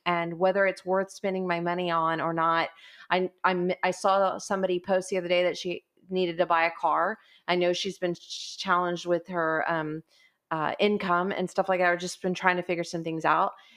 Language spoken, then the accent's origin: English; Portland, Texas, United States; I grew up in Portland. I graduated from high school at Gregory Portland